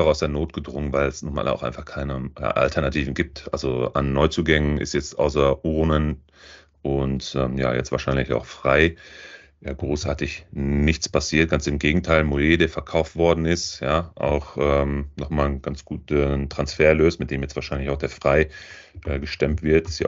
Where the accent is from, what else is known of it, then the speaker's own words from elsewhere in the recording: Lippstadt, North Rhine-Westphalia, Germany; aus meinem Heim, aus meiner Heimatstadt, aus Lippstadt